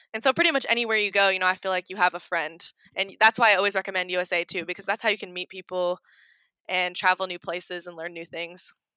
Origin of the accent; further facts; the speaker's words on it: Oregon, United States; now in Kentucky, United States; I'm from Oregon and I moved to Kentucky